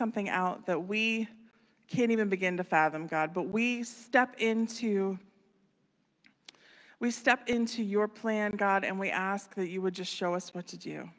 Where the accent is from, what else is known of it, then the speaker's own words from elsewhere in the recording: Wheeling, West Virginia, United States; moved away as an adult; also born or lived in Florida; I was born in Wheeling